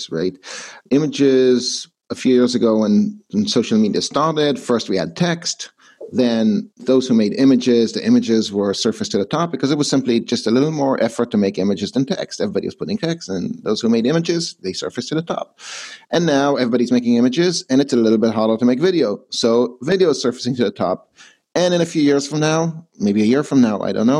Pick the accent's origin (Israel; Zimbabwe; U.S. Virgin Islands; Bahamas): Israel; moved away as an adult; also born or lived in Canada; I was born and raised in Israel to a Canadian mom and an Israeli dad